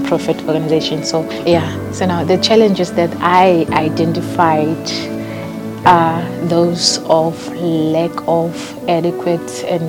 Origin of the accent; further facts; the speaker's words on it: Kimberley, Northern Cape, South Africa; I'm coming from a farm called Platform Dane in the Northern Cape in Kimberley